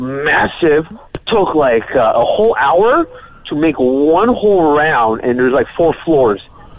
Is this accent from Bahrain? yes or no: yes; Bahrain; now in Malaysia; I grew up in the Middle East, Bahrain.